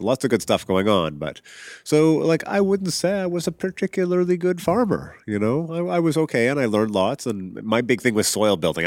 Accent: Regina, Saskatchewan, Canada; moved away as an adult; also born or lived in England / Vancouver / Vancouver Island; I grew up in Regina, Saskatchewan, prairie

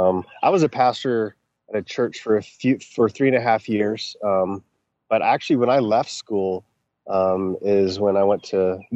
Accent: Texas, United States; also born or lived in Colorado / Florida / Vancouver, Canada; I grew up in Texas. I lived in Colorado for 8 years. I've lived in Florida 3 different times. I lived in Vancouver, BC for 3 years.

